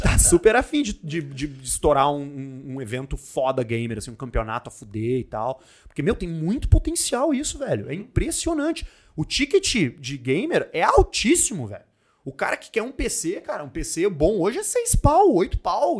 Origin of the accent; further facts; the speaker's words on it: Porto Alegre, Rio Grande do Sul, Brazil; Nasci em Porto Alegre, morei em AP a minha vida inteira